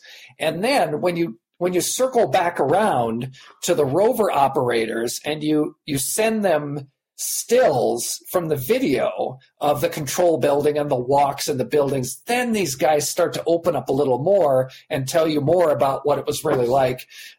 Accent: United States; I'm an American.

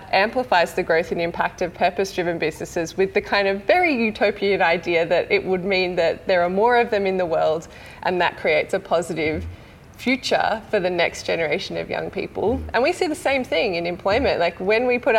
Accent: Mornington Peninsula, Victoria, Australia; also born or lived in Melbourne; growing up on the Mornington Peninsula, there was literally no choice than to leave.

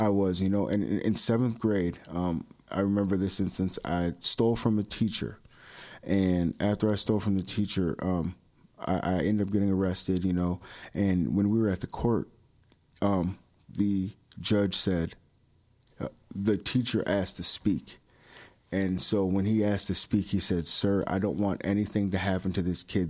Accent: Palatine, Illinois, United States; born or raised there; also born or lived in Chicago, Illinois / Hoffman Estates, Illinois / Arlington Heights, Illinois / Buffalo Grove, Illinois

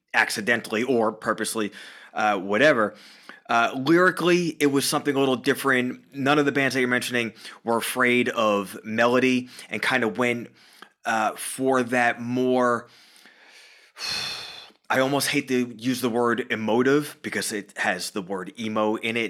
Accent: Long Island, New York, United States; moved away as an adult; now in Stamford, United States; Born and raised on Long Island, New York.

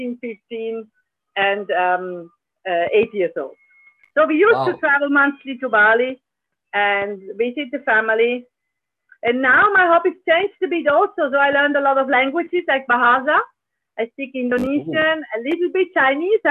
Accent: Zurich, Switzerland; I'm originally from Zurich, and I spent most of the time, my school time in Zurich.

